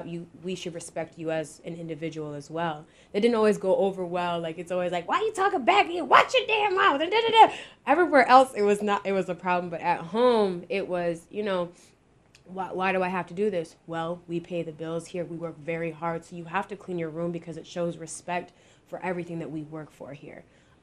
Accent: Jamaica; because we bicker, we're Jamaican, you know, we be going back and forth.

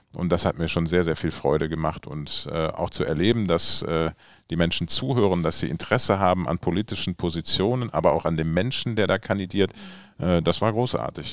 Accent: Düsseldorf, North Rhine-Westphalia, Germany; ich komme ja aus Wersten

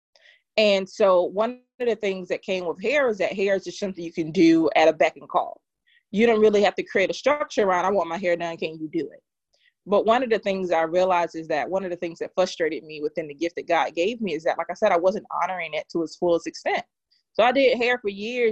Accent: Durham, North Carolina, United States; I am from Durham, North Carolina, Bull City.

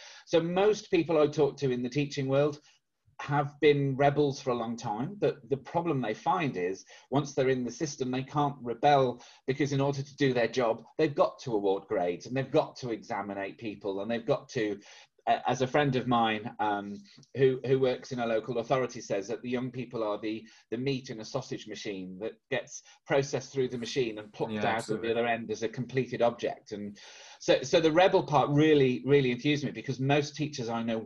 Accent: Birmingham, West Midlands, United Kingdom; I'm from Birmingham in the United Kingdom

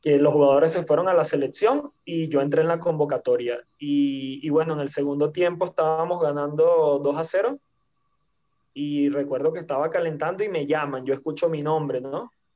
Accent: Venezuela; moved away; en, en mi país

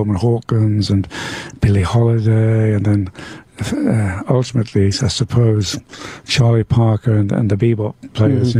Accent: Newcastle upon Tyne, North East England, United Kingdom; the New Orleans Jazz Club in Newcastle, my hometown

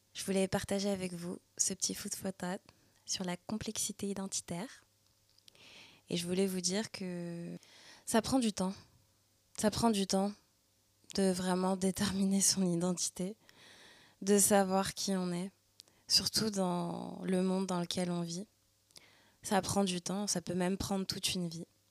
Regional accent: Paris suburbs, Île-de-France, France; moved away as an adult; now in Montreal, Canada; née et ayant grandi en France, en banlieue parisienne, et maintenant immigrée à Montréal, au Québec, au Canada

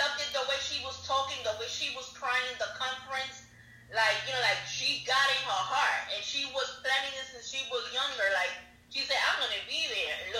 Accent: New York, United States; They don't consider us Puerto Ricans from New York real Puerto Ricans because we're not coming from the island. We come from New York. Well, I was born in New York and my parents are Puerto Rican.

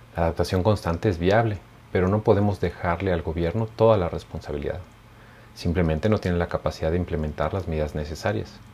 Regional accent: Mexico; nuestro país

